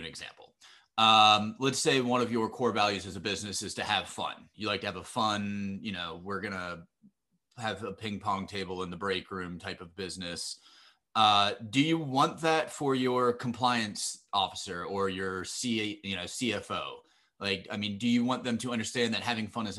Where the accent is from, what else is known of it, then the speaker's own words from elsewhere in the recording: East Coast, United States; I'm from the East Coast